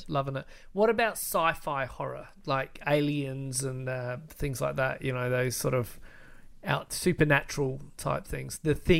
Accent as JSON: {"language": "English", "country": "Australia", "said": "we're Australian too."}